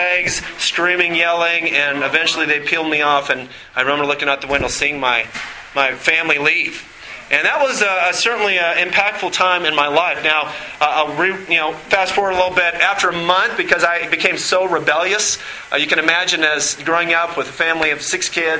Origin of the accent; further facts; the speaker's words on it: Minnesota, United States; also born or lived in Montana; when I was five, when we moved to Minnesota from Montana